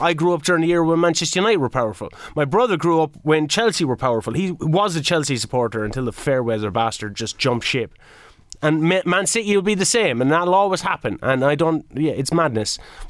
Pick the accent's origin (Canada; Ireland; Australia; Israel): Ireland; Kilkenny, Leinster; being a man from Kilkenny in Ireland